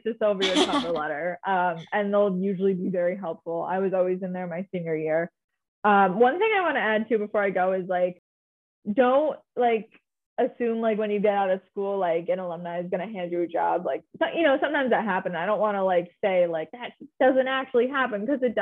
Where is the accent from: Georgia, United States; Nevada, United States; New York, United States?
New York, United States; Saratoga Springs; I'm originally from Saratoga Springs.